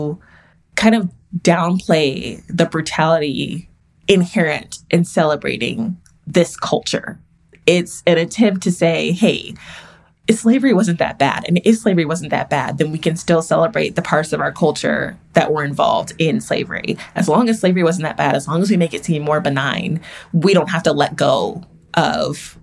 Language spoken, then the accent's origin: English; Texas, United States; I'm from Texas, and Texas is the lost cause capital of America